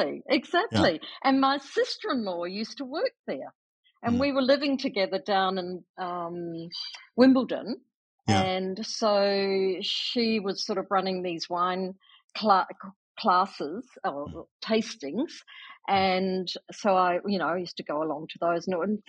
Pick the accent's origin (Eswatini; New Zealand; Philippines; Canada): New Zealand; Timaru, South Island; accent: Kiwi; moved away as an adult; also born or lived in London, United Kingdom / Perth, Australia; now in Clare Valley, Australia; I was brought up in the South Island of New Zealand